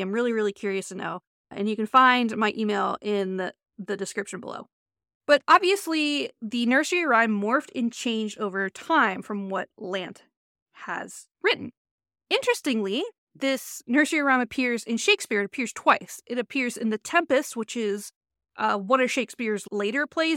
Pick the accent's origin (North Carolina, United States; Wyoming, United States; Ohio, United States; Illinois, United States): Ohio, United States; Cleveland; I'm from the Cleveland, Ohio area.